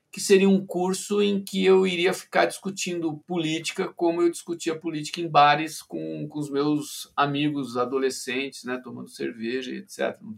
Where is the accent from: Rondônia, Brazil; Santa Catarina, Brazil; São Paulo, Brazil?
São Paulo, Brazil; Ribeirão Preto; also born or lived in Campinas; eu sou de Ribeirão Preto, que é uma cidade a uns 300 quilômetros, 200 e poucos quilômetros de Campinas. E em Ribeirão Preto eu tinha uma vida, enfim, de, de, menino do interior de São Paulo, né?